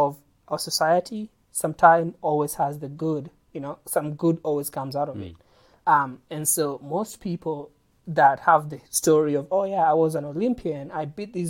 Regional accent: Kenya; my perspective as a Kenyan

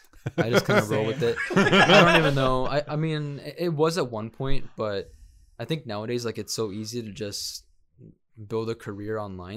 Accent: Tempe, Arizona, United States; born or raised there; also born or lived in Tecomán, Colima, Mexico / Chandler, Arizona

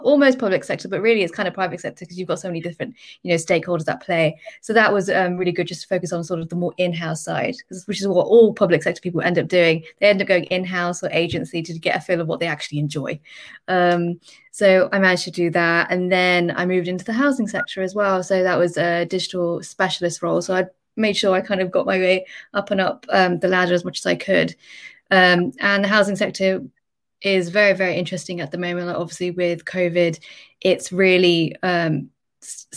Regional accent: Birmingham, West Midlands, United Kingdom; also born or lived in London; I'm originally from the Midlands, so I came back to Birmingham

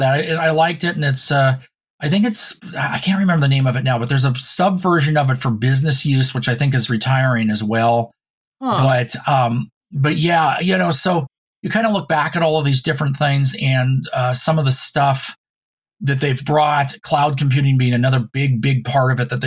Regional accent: Reno, Nevada, United States; now in Oregon, United States; when I grew up in Reno, I went to McQueen

